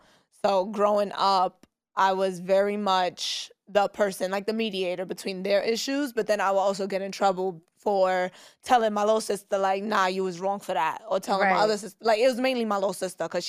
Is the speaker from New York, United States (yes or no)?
yes; New York City, New York, United States; I grew up, so I was born and raised in East New York, Brooklyn. Not in Kings County Hospital.